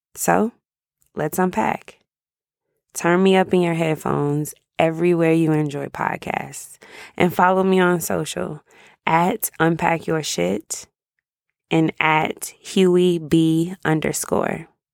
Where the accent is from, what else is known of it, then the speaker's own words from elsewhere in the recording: Jacksonville, Florida, United States; moved away as an adult; now in Dallas, United States; I live in Dallas. I've been here since about two thousand eleven, but I grew up in Jacksonville, Florida.